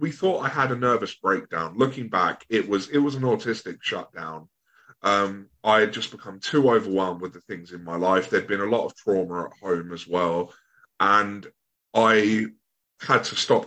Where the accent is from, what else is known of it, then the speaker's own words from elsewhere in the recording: Bognor Regis, South East England, United Kingdom; also born or lived in Brighton area; I'm from Sussex, so at the moment I'm living in the Brighton area, but I grew up in a place called Bognor Regis